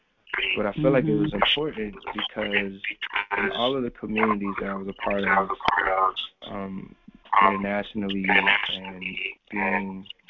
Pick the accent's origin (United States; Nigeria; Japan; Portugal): Japan; also born or lived in South Korea; I grew up primarily in the Far East, in Japan and Korea, but amongst a pretty solid Black community.